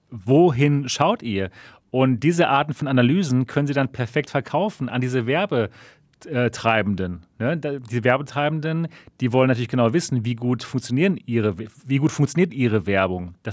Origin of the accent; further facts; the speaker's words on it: Germany; bei uns in Deutschland